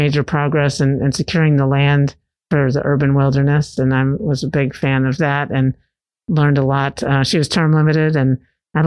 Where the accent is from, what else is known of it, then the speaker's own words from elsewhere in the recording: Virginia, United States; moved away as an adult; now in Knoxville, United States; I'm originally from Virginia, grew up there and moved here 20 years ago when my husband got a job at University of Tennessee